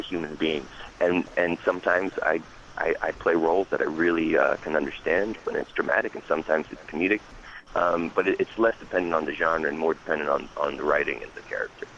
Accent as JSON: {"language": "English", "town": "Hackettstown", "region": "New Jersey", "country": "United States", "tie": "born or raised there", "also_born_or_lived": "Pennsylvania", "said": "I was born and raised in Jersey"}